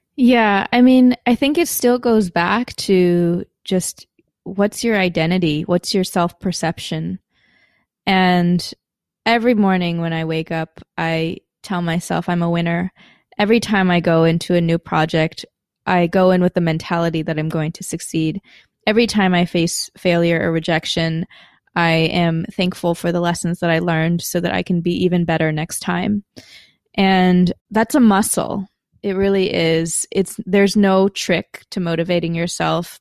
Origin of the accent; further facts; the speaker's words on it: Madison, Wisconsin, United States; moved away as an adult; I was born in Madison, Wisconsin, as one of the few Asians in the entire city